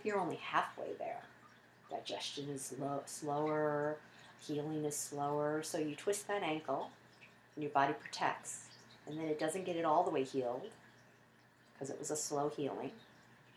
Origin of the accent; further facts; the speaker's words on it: United States; we're all American